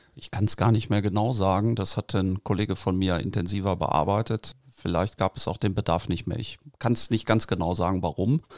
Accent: Barsinghausen, Lower Saxony, Germany; Ich bin in Basinghausen aufgewachsen und wohne da auch jetzt

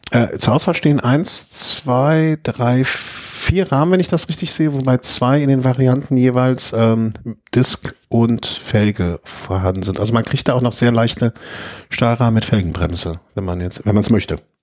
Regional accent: Düsseldorf, North Rhine-Westphalia, Germany; now in Cologne, Germany; ich bin geboren in Düsseldorfer

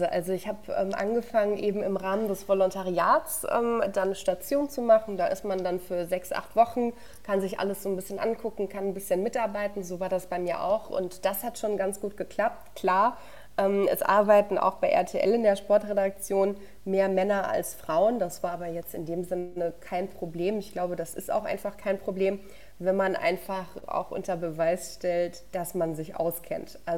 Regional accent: Würzburg, Bavaria, Germany; born there; Ich bin ja in Würzburg geboren und meine Familie kommt auch von hier und ich bin Clubfan.

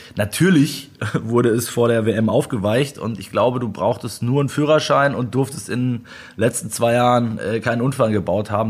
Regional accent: Germany; bei uns in Deutschland

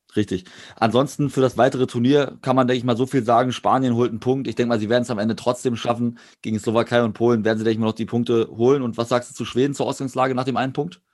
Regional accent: Germany; als Deutscher

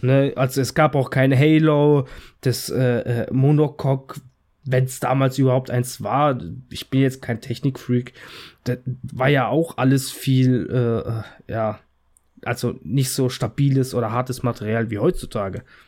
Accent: Italy; als Italiener

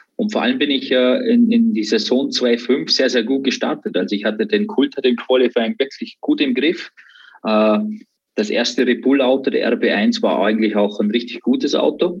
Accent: Austria; born or raised there

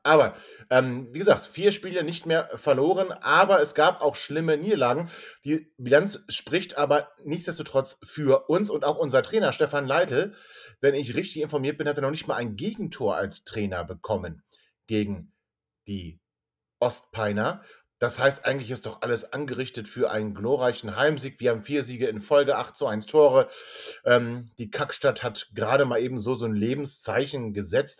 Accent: Hanover, Lower Saxony, Germany; sind wir Hannoveraner

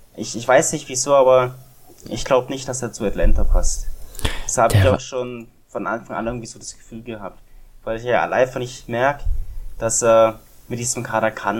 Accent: Germany; Als Deutscher

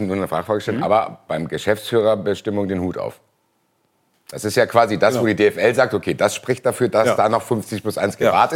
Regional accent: Frankfurt, Hesse, Germany; ich bin halt Frankfurter

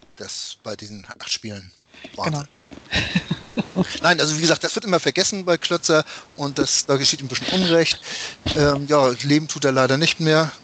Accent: Hamburg, Germany; als Hamburger Jungen dem HSV verbunden war

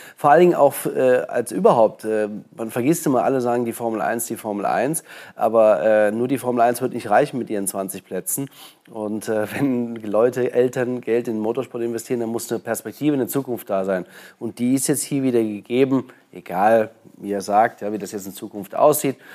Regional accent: Germany; bei uns in Deutschland

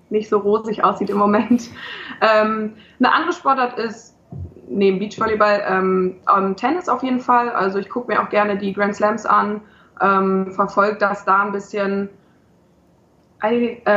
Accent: Braunschweig, Lower Saxony, Germany; Ja, also ich bin gebürtige Braunschweigerin, ähm, bin da groß geworden, aufgewachsen.

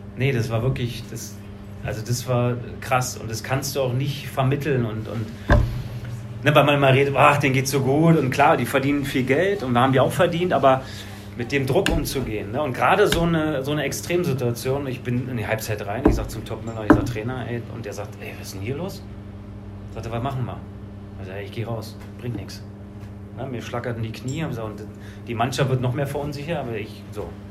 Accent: Berlin, Germany; moved away; Also ich bin ja aus Berlin be-, gekommen

